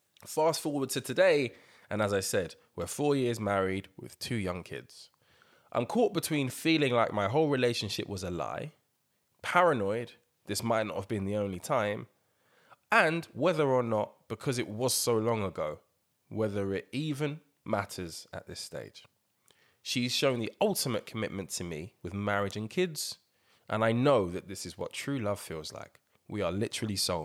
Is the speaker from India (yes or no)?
no; England, United Kingdom